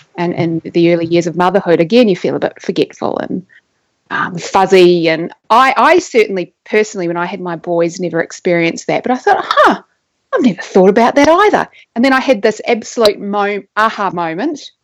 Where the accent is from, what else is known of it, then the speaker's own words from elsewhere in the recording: New Zealand; now in Australia; I may be living in Australia now, but I grew up in New Zealand, which is where my accent comes from